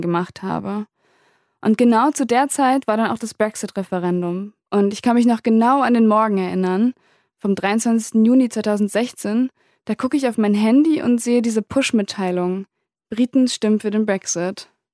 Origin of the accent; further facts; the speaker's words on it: Germany; now in Berlin, Germany; Wir wohnen direkt an der holländischen Grenze, also eigentlich nur fünf Minuten mit dem Fahrrad entfernt.